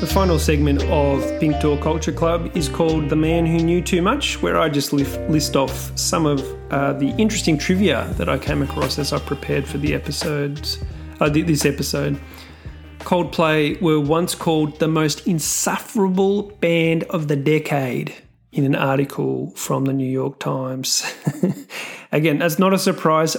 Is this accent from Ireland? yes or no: no; Australia; I'm Australian